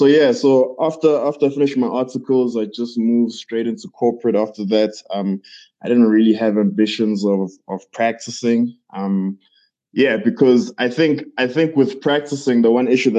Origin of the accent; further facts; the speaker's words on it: Pietermaritzburg, KwaZulu-Natal, South Africa; moved away as an adult; now in Johannesburg, South Africa; I'm from Pietermaritzburg, a small town in KZN. I moved to Johannesburg, I believe, in 2017